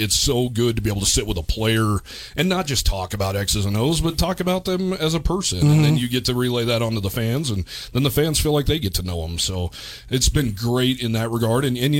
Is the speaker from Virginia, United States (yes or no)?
no; Cheyenne, Wyoming, United States; moved away as an adult; also born or lived in Houston; Yeah, so I'm from Cheyenne. Graduated from Central High School and went to LCCC.